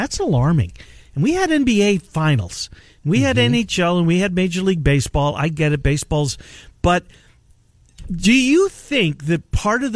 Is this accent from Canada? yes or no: yes; Canada; I'm Canadian